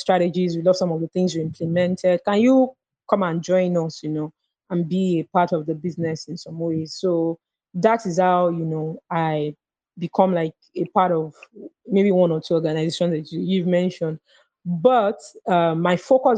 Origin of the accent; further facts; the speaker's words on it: Lagos, Nigeria; I was born in Lagos and, you know, I grew up here.